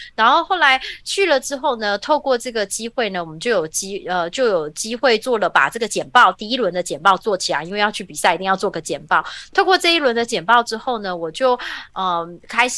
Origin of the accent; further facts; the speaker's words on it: Taiwan; moved away as an adult; now in Silicon Valley, United States; 我其实出生在一个台湾很普通的家庭，我爸爸，呃，我妈妈是家庭主妇，然后爸爸在塑胶工厂工作